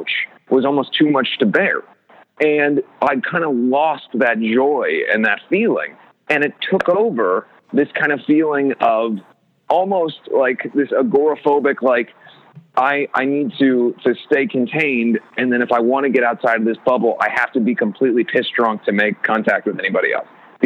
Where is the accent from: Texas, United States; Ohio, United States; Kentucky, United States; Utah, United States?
Ohio, United States; moved away; I was a kid from Ohio who was essentially a loner